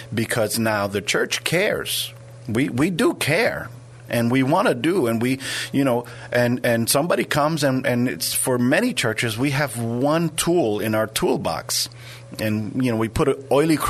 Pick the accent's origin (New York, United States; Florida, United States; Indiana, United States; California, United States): New York, United States; now in San Antonio, United States; I'm from New York originally